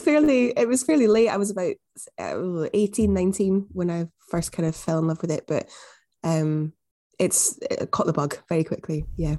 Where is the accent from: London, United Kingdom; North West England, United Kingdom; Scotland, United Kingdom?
Scotland, United Kingdom; Glasgow; also born or lived in Newcastle; I'm from Glasgow, as you probably can hear